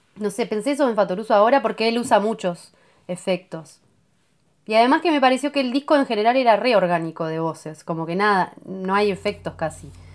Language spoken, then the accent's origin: Spanish; Salinas, Canelones, Uruguay; now in Punta del Diablo, Uruguay; cerca de donde me crié, donde decía cerca de Montevideo, en Salinas